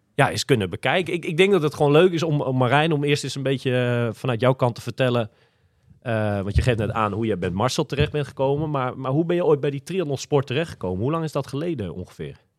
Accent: Almere, Flevoland, Netherlands; ik kom uit Almere

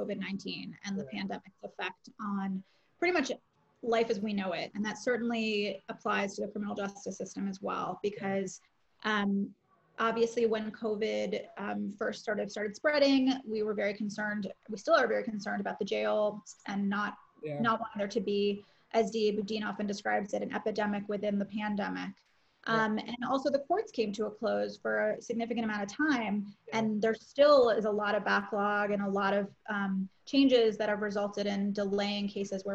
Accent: Chicago, Illinois, United States; now in San Francisco, United States; in Illinois, which is where I grew up in Chicago

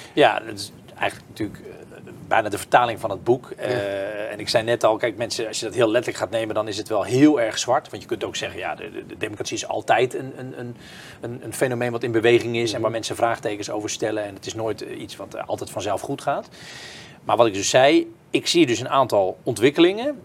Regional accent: Kloetinge, Zeeland, Netherlands; Ik ben opgegroeid in Kloetingen, een heel klein dorpje in de buurt van Goes

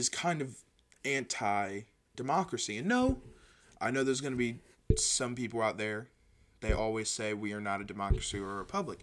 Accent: Kentucky, United States; my home state of Kentucky

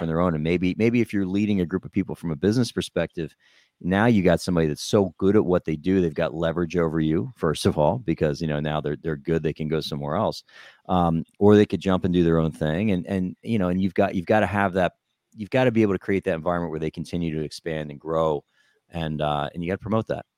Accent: New Jersey, United States; I grew up in New Jersey

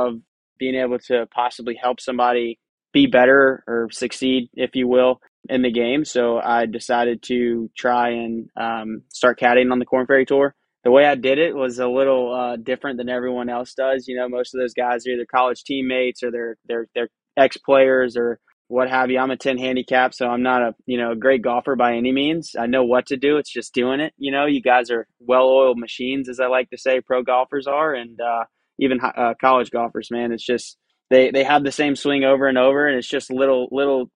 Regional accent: Charleston, South Carolina, United States; I grew up here in Charleston, South Carolina

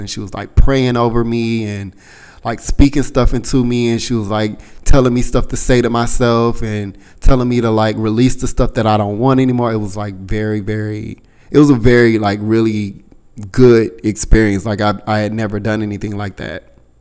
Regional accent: United States; I told her I was from the States

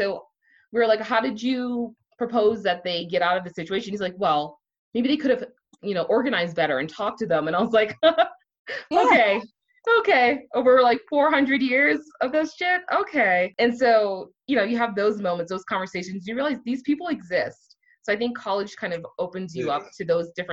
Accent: Miami, Florida, United States; I grew up in Miami, where we had this really, you know, mix of people

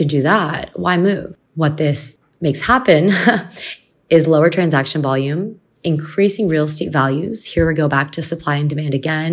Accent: Canada; I'm from Canada

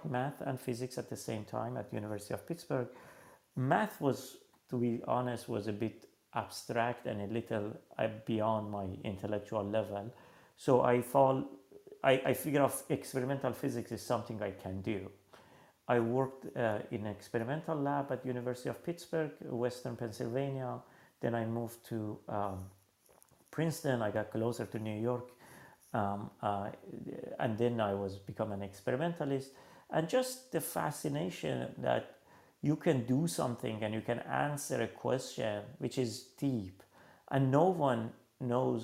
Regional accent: Iran; moved away; I was born in Iran in 1977.

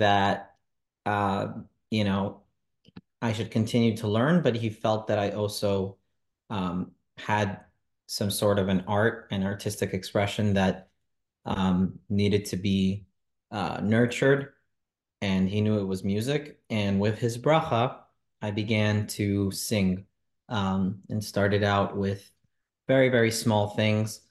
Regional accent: New York City, New York, United States; also born or lived in Monsey; I was born and raised in Crown Heights, Brooklyn, New York.

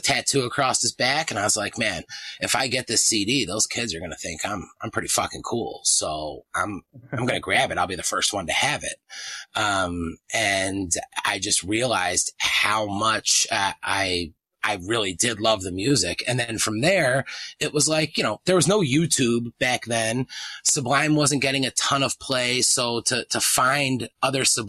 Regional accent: East Coast, United States; I grew up in the East Coast

